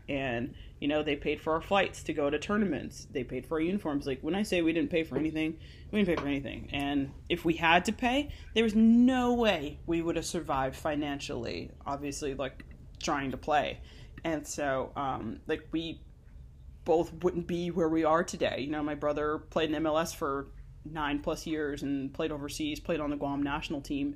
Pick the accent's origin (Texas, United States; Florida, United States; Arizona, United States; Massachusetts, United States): Arizona, United States; Glendale; we grew up in Glendale, Arizona